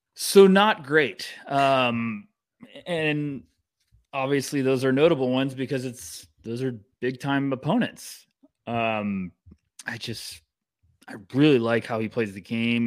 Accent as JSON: {"language": "English", "country": "United States", "said": "I'm an American"}